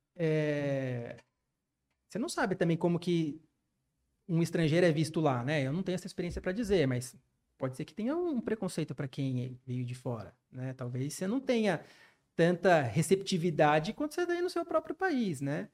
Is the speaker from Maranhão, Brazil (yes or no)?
no; Campinas, São Paulo, Brazil; moved away as an adult; now in São José dos Campos, Brazil; minha cidade natal, de Campinas, dos meus familiares